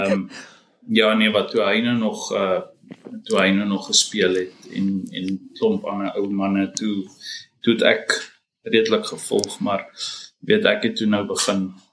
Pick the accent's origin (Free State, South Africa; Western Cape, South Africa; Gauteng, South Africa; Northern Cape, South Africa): Gauteng, South Africa; Nigel; moved away as an adult; also born or lived in Belfast, Mpumalanga / Bronkhorstspruit; now in Australia; ek het maar groot geword mm -hmm. daar